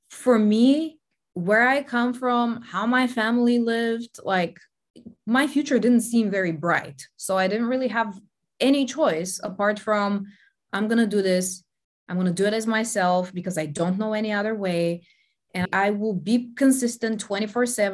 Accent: Bulgaria; moved away as an adult; also born or lived in Denmark; Growing up in Bulgaria, I'd never left the country

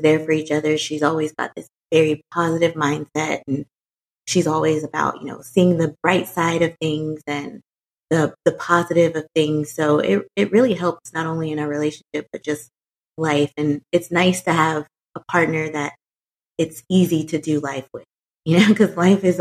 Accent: Houston, Texas, United States; moved away as an adult; now in Dallas, United States; originally, I am from Houston, Texas. Um, I moved to Dallas like 2006, so I've been in Dallas for a minute

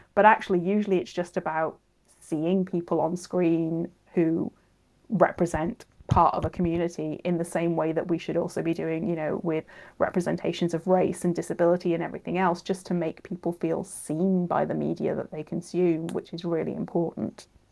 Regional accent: Cardiff, Wales, United Kingdom; I'm from Cardiff

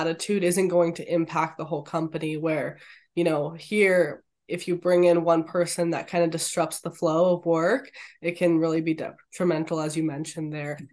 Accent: Canada; being Canadian

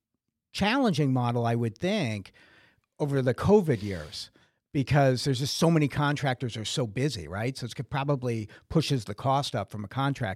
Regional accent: Brockton, Massachusetts, United States; I grew up in Brockton, Massachusetts.

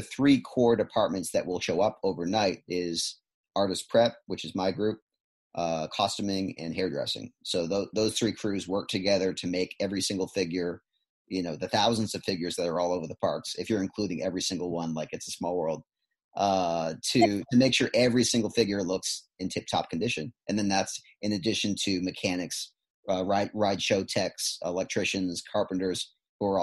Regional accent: East Bridgewater, Massachusetts, United States; moved away as an adult; also born or lived in Boston, Massachusetts; now in Florida, United States; I'm originally from East Bridgewater, Massachusetts

